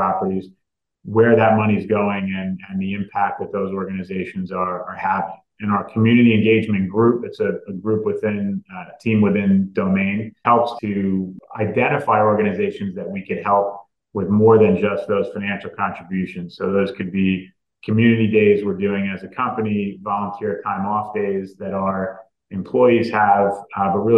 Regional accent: New York, United States; also born or lived in New Orleans; We're actually both from New York

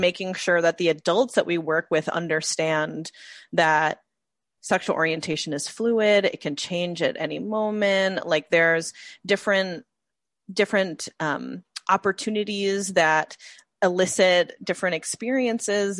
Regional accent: Midwest, United States; growing up in the Midwest, there's also a different kind of femininity

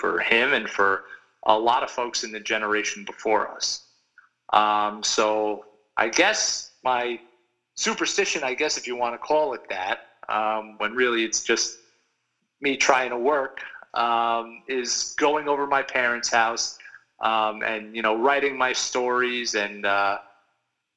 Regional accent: North Massapequa, New York, United States; I grew up in North Massapequa and I'm lucky enough to still live here.

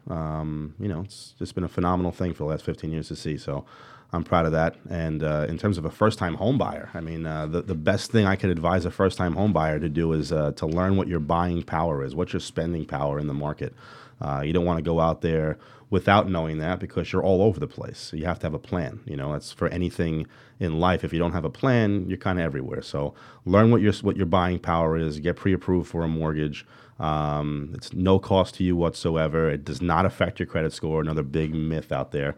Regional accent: New York City, New York, United States; I'm, I'm born and raised here

